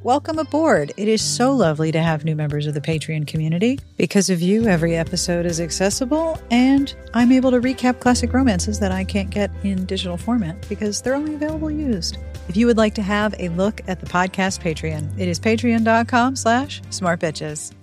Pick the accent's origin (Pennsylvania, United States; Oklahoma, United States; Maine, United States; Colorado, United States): Pennsylvania, United States; Pittsburgh; I grew up in Pittsburgh